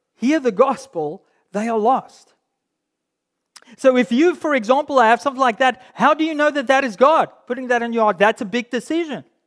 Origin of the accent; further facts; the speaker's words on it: South Africa; being a South African, I grew up in uh, in a school and in a cultural context where rugby was everything